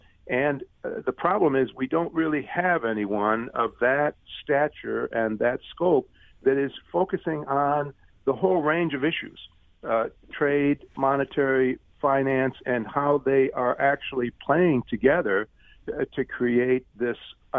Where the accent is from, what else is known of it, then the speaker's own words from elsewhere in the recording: Detroit, Michigan, United States; I grew up just outside of Detroit. I went to University of Michigan Law School. I have a lot of attachment to the Midwest